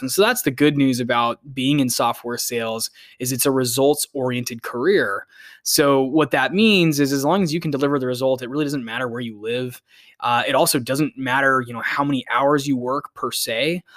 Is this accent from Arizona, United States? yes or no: yes; Phoenix, Arizona, United States; I'm originally from Phoenix, Arizona